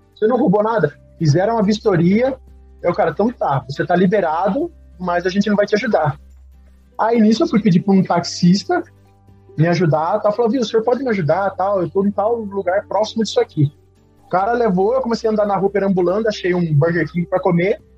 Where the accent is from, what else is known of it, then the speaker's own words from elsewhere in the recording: Brazil; eu sou brasileiro